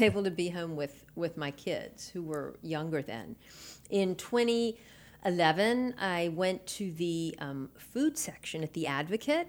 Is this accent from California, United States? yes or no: no; New Orleans, Louisiana, United States; now in Baton Rouge, United States; I was in New Orleans, born and raised there